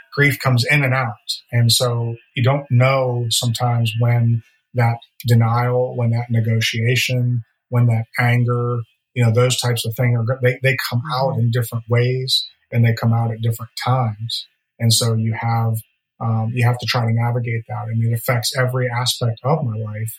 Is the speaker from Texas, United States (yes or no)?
no; Pittsburgh, Pennsylvania, United States; moved away as an adult; also born or lived in Virginia / Florida; now in Nashville, United States; born and raised in Pittsburgh